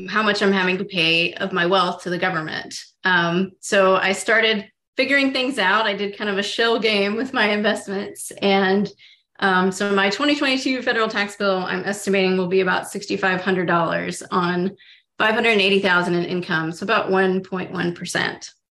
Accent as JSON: {"language": "English", "town": "Oak Ridge", "region": "Tennessee", "country": "United States", "tie": "born or raised there", "said": "I grew up in Oak Ridge, Tennessee, which is in East Tennessee in the Appalachian Mountains"}